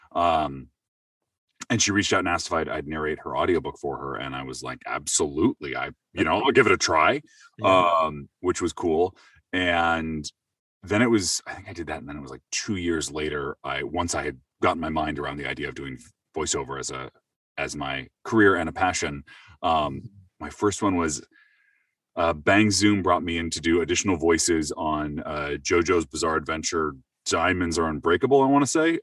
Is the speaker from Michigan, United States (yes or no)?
no; Seattle, Washington, United States; I'm from Seattle originally. Um, uh, born and raised there